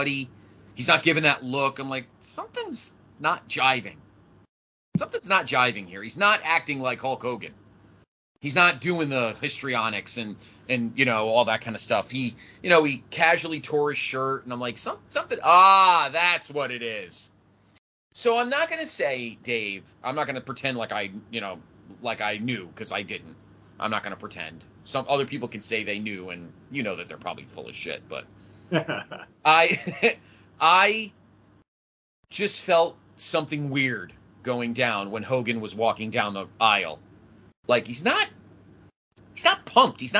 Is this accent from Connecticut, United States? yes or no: yes; Connecticut, United States; growing up in Connecticut, I was a huge WWF fan